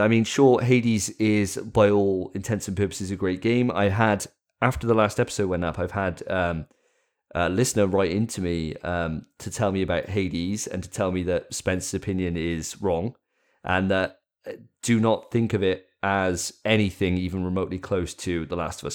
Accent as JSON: {"language": "English", "region": "Wales", "country": "United Kingdom", "said": "I'm a Welshman"}